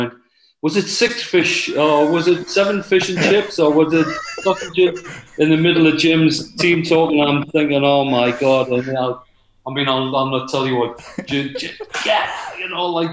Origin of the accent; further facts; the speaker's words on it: the Northeast, North East England, United Kingdom; I was from the Northeast